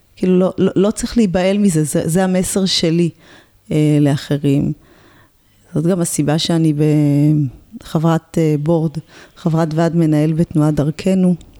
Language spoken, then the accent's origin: Hebrew; Ramla, Central District, Israel; גדלתי ברמלה, עיר אה, רב-תרבותית